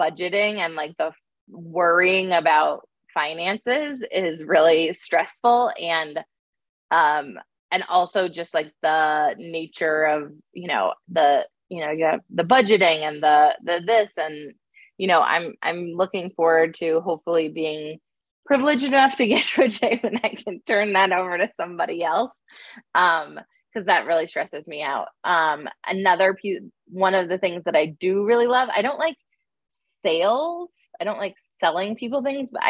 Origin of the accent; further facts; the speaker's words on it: upstate New York, United States; moved away as an adult; also born or lived in Boston / Seattle; I grew up in upstate New York